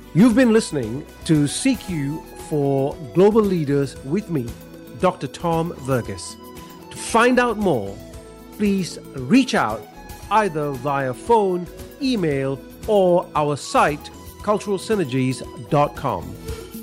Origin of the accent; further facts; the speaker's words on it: Malaysia; now in Australia; growing up in Malaysia, I came from a very relationship based culture